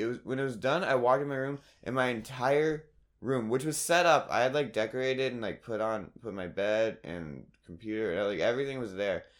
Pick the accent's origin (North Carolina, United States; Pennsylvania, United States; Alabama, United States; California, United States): North Carolina, United States; Raleigh; moved away; I'm from Raleigh